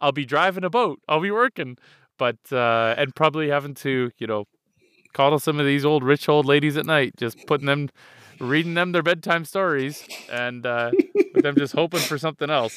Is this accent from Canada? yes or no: yes; Canada; I'm Canadian